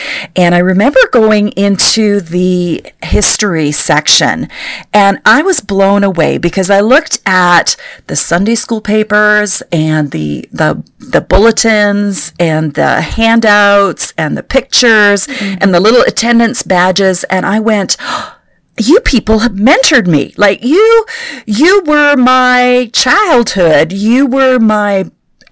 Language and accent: English; Canada; first language German; English is a second language; I'm actually a Canadian, first generation. My parents are immigrated from Germany after World War II.